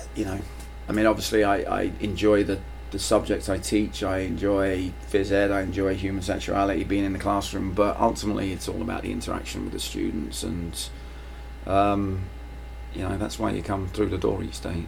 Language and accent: English; London, United Kingdom; moved away; I grew up in London.